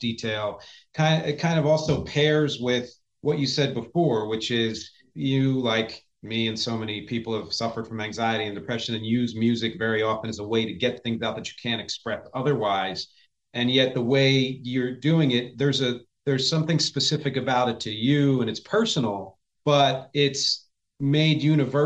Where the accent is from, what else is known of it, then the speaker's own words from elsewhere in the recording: United States; I'm from Philly. I'm from Jersey.